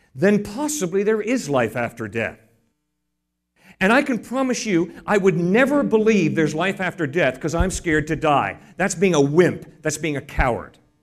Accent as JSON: {"language": "English", "region": "New England", "country": "United States", "tie": "born or raised there", "said": "I grew up in New England. I didn't grow up in Texas."}